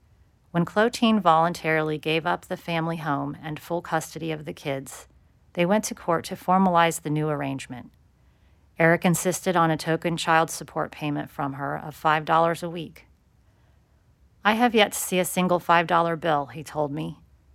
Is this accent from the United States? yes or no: yes; Phoenix, Arizona, United States; born there; 14 months before I was born in Phoenix.